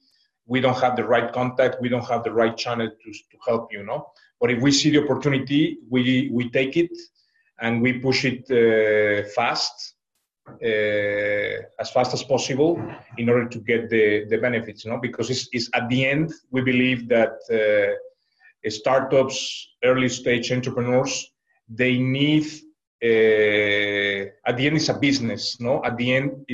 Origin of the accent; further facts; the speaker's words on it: Mexico; now in China; I am originally from Mexico